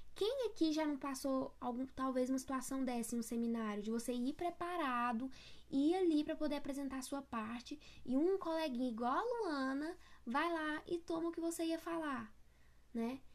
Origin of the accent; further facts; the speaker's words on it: interior of Goiás, Brazil; eu sou do interior do interior de Goiás